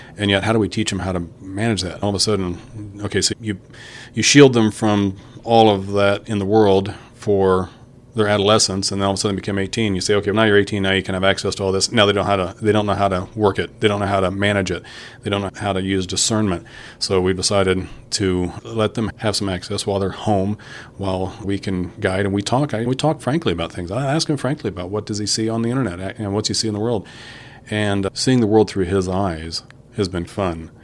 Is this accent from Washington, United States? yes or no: no; Kokomo, Indiana, United States; I'm from Kokomo originally